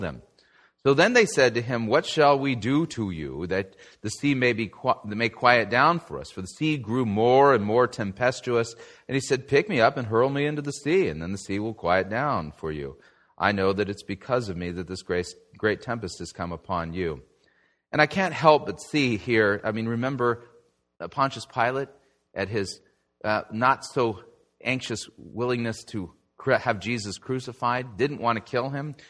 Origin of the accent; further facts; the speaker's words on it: Southern California, United States; when I was a kid growing up in Southern California